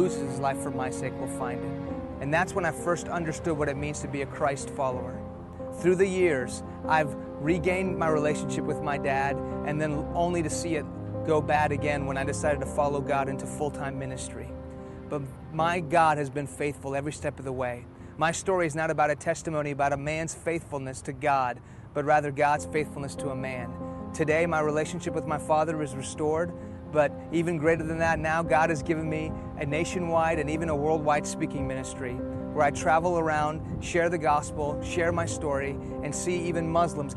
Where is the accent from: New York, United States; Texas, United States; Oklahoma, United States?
Texas, United States; Houston; first language Persian; English is a second language; also born or lived in Iran; I was born here in Houston, Texas.